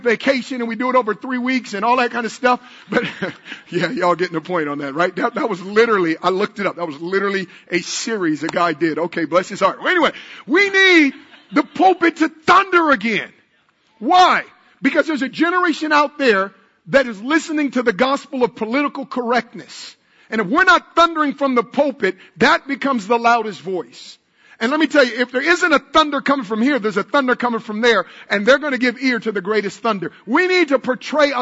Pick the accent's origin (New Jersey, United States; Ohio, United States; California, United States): California, United States; Oakland; I'm from Oakland